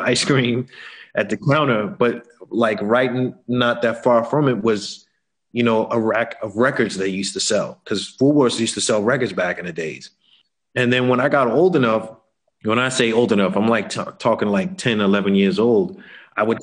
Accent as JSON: {"language": "English", "town": "Boston", "region": "Massachusetts", "country": "United States", "tie": "born or raised there", "also_born_or_lived": "Brooklyn, New York City", "moved": "as an adult", "lives_now": "Berlin, Germany", "said": "I'm originally from Boston, Massachusetts, born and raised there"}